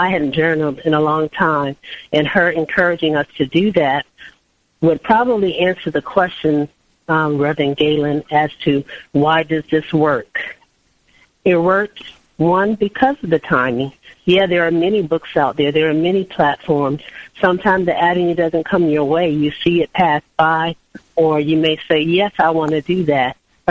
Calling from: Miami, Florida, United States; I'm calling from Miami, Florida.

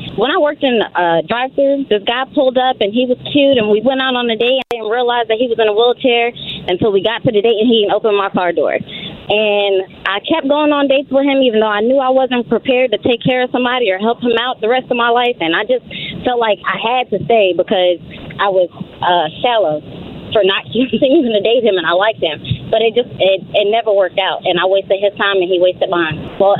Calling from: Charlotte, North Carolina, United States; I'm calling from Charlotte.

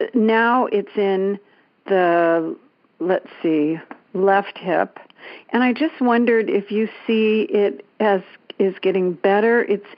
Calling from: Danville, California, United States; I'm calling from Danville, California.

